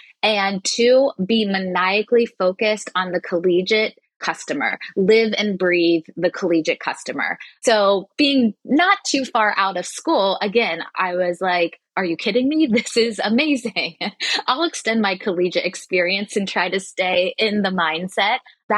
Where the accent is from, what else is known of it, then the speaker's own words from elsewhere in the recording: Cincinnati, Ohio, United States; also born or lived in Columbus, Ohio; And I'm originally from Cincinnati, Ohio. I knew I didn't want to go too far from home